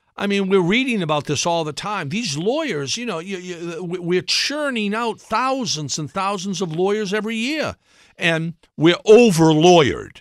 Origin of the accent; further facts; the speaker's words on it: Brockton, Massachusetts, United States; moved away; also born or lived in Washington; I grew up in Brockton